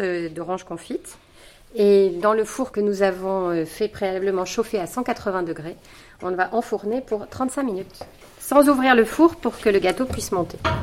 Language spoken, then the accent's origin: French; Nice, Provence-Alpes-Côte d'Azur, France; ma ville natale, à savoir Nice